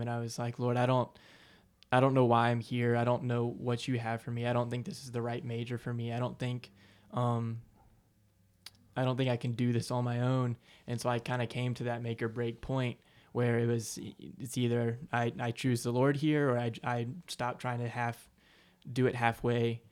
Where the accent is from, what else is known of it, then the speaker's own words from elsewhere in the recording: Aiken, South Carolina, United States; I'm from Aiken, South Carolina, born and raised.